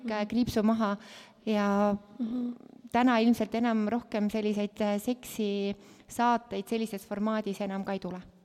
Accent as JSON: {"language": "Estonian", "country": "Estonia", "tie": "born or raised there", "said": "kasvasin hästi väikeses külas Kobratu, kus olid poisid. ma kolisin sinna üheksa-aastaselt"}